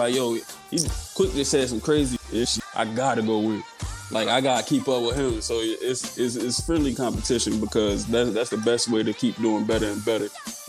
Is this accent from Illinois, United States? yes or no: no; Philadelphia, Pennsylvania, United States; Yeah, just growing up in North Philly, I used to travel a lot, back down south.